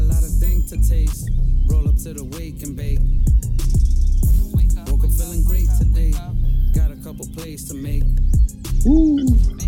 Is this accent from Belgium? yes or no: no; New York City, New York, United States; I'm from the Bronx, the west side of the Bronx, a place called High Bridge